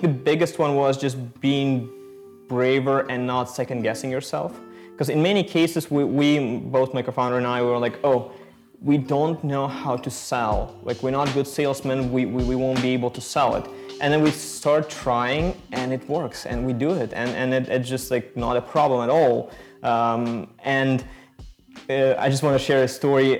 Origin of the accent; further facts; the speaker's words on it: Ukraine; moved away; We are originally from Ukraine.